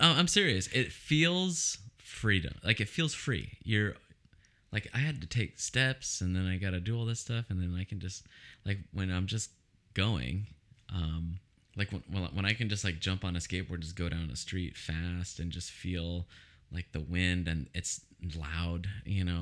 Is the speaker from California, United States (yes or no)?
yes; Oceanside, California, United States; I grew up in Oceanside, which is very suburban